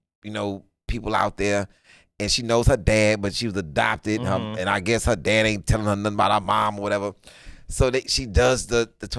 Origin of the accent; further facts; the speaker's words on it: Houston, Texas, United States; born and raised in Houston